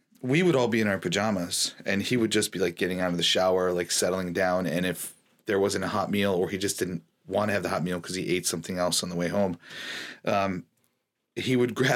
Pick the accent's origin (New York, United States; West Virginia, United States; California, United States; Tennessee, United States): New York, United States; Buffalo; growing up in Buffalo, it was so cold and dark